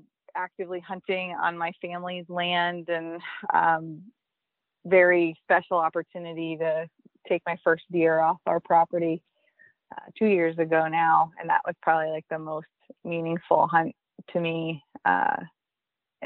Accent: New Hampshire, United States; also born or lived in Wyoming; now in Maine, United States; So my whole family has been from Maine except for me. I was born in New Hampshire, so I always wanted to be in Maine as a kid

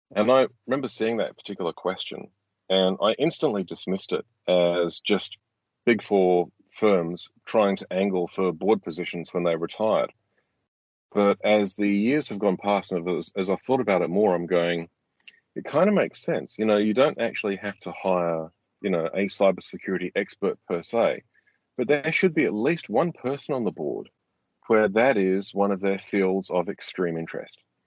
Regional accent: Australia; as an Australian

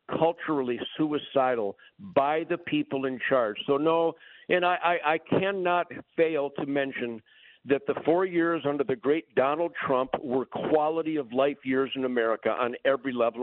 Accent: Detroit, Michigan, United States; I'm from Detroit

